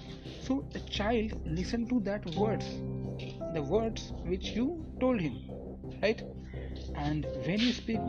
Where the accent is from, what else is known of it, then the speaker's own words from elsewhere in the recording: Marathi, Maharashtra, India; first language Marathi; English is a second language; I am a Marathi guy. I belong to a Marathi family